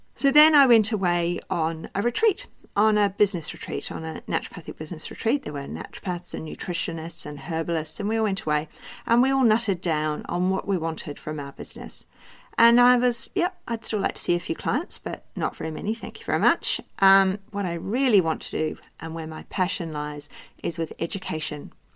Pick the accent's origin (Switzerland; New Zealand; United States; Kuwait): New Zealand; moved away as an adult; also born or lived in United Kingdom / Cardiff / Bristol / London; now in Australia; I was born in New Zealand and I grew up there